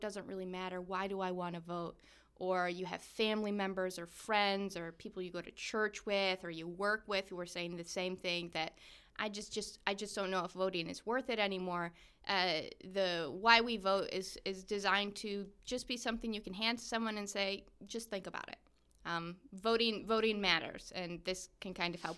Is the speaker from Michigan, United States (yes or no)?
yes; Michigan, United States; we Michiganders